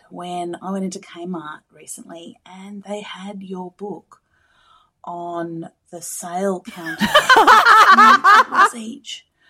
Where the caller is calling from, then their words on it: Bunbury, Western Australia, Australia; I'm calling from Bunbury in Western Australia.